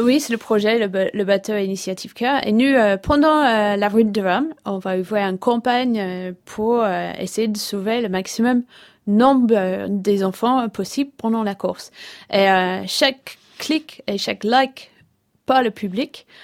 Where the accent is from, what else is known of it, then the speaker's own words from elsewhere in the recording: England, United Kingdom; French is a second language; moved away as an adult; now in Brittany, France; je suis anglaise, ça fait, ça fait je pense presque 12 ans que j'habite en Bretagne